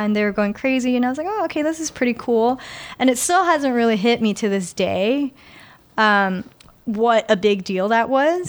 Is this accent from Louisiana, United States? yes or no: no; New York City, New York, United States; I'm actually a native New Yorker, and I take a lot of pride in that. I'm born and raised in, uh, New York, in, in Queens, actually.